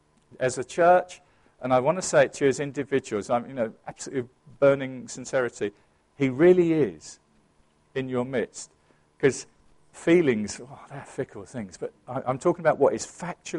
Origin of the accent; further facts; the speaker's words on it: England, United Kingdom; I am English